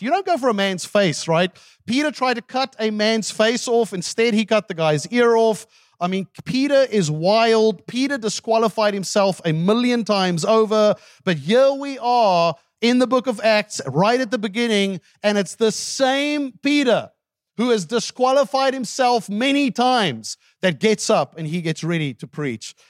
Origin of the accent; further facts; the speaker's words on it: South Africa; English is a second language; moved away; my wife lived with me in South Africa for ten years. And she still does not have a grasp of my native tongue